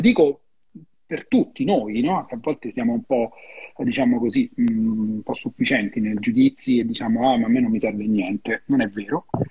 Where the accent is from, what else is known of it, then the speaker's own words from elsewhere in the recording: Rome, Lazio, Italy; io lo dico da romano